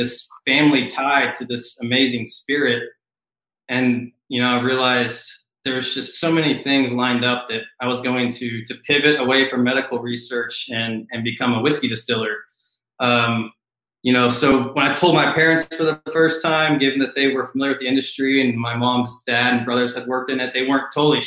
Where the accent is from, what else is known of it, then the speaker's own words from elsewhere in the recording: Louisville, Kentucky, United States; moved away as an adult; now in Texas, United States; I grew up in Louisville, Kentucky.